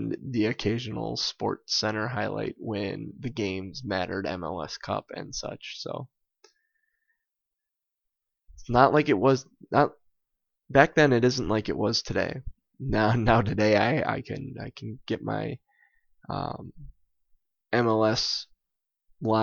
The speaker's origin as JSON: {"language": "English", "town": "Green Bay", "region": "Wisconsin", "country": "United States", "tie": "born or raised there", "said": "I am a soccer fan who was born and raised in Green Bay, Wisconsin"}